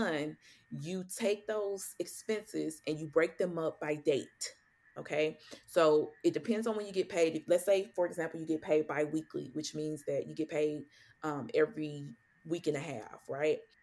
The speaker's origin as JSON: {"language": "English", "town": "St. Louis", "region": "Missouri", "country": "United States", "moved": "as an adult", "lives_now": "Dallas, United States", "said": "I'm originally from St. Louis, Missouri"}